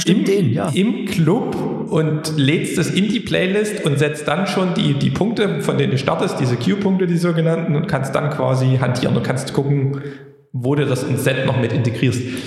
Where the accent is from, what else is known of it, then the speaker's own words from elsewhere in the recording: Plauen, Saxony, Germany; now in Dresden, Germany; meine Heimat Plauen